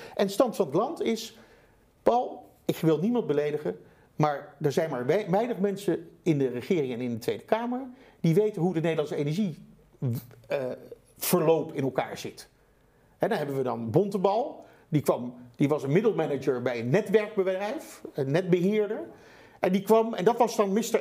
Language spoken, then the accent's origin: Dutch; Netherlands; Wij als Nederlanders, het land van de nou, wonderen